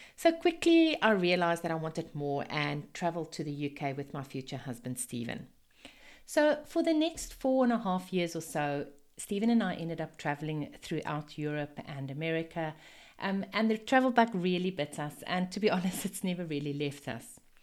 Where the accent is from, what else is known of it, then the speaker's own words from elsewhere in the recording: South Africa; accent: Afrikaans; moved away as an adult; also born or lived in United Kingdom / Zimbabwe; now in Sunshine Coast, Australia; I've actually lived in four different countries, starting in South Africa. Yes, this is my very Afrikaans accent.